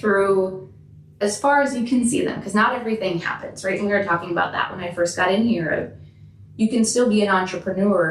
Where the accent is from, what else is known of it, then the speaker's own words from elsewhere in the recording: Minneapolis, Minnesota, United States; About 9 blocks from here.